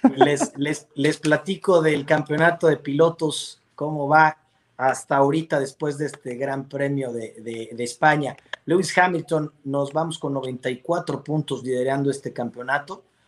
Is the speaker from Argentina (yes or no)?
no; Mexico; somos mexicanos